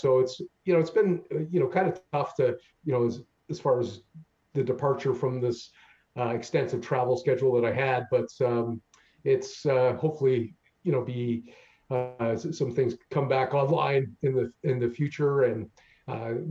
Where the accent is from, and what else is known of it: Canada